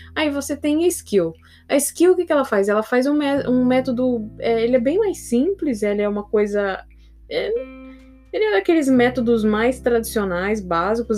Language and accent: Portuguese; São Paulo, Brazil; eu sou de São Paulo